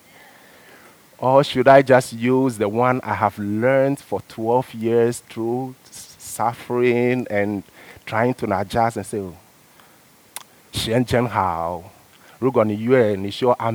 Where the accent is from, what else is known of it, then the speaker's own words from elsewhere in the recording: Ghana; moved away as an adult; also born or lived in China; now in Canada; Growing up in Ghana, I have a style of church which I used to religiously